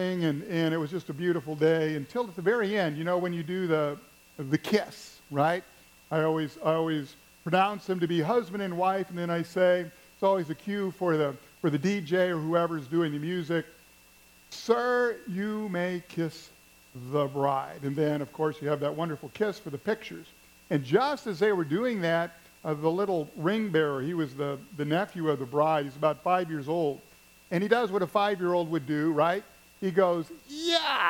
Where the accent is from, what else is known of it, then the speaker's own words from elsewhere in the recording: Missouri, United States; Where I grew up in Missouri